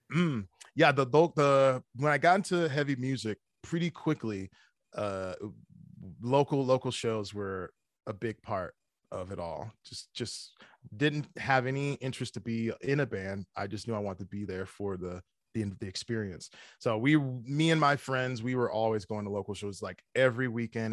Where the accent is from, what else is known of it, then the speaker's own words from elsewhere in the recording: Chicago, Illinois, United States; also born or lived in Evergreen Park; I grew up, I grew up in Chicago. Uh, it was a, it's a, it's a town called Evergreen Park